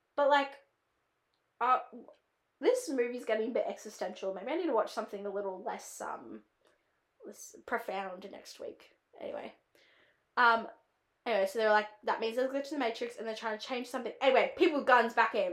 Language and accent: English; Australia; accent: Australian; it's my own accent